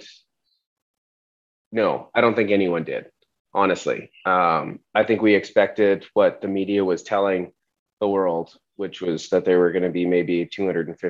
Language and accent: English; Calgary, Alberta, Canada; I'm from Calgary, Alberta